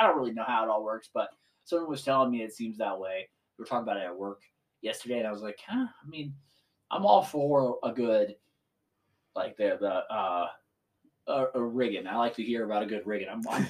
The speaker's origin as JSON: {"language": "English", "region": "California", "country": "United States", "moved": "yes", "lives_now": "Colorado, United States", "said": "I'm from California, but like we live currently in Colorado."}